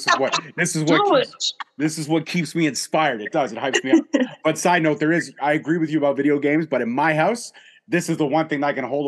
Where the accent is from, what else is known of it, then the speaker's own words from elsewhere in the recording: Canada; also born or lived in Toronto; being Canadian